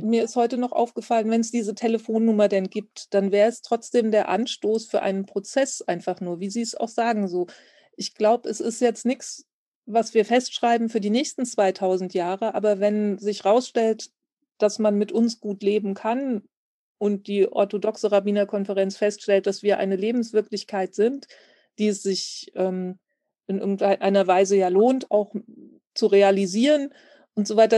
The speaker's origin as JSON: {"language": "German", "country": "Germany", "tie": "born or raised there", "said": "Ich bin als deutsches Mädchen in Deutschland geboren"}